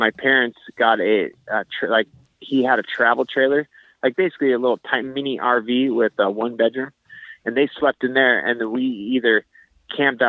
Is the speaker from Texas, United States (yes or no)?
no; Seattle area, Washington, United States; also born or lived in Alaska; now in Las Vegas, United States; the majority of my life, I grew up in like the Pacific Northwest in the Seattle area, outside of Seattle in a small town